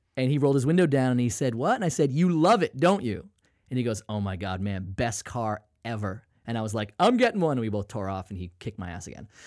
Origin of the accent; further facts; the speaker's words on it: Maine, United States; I'm from, I'm from Maine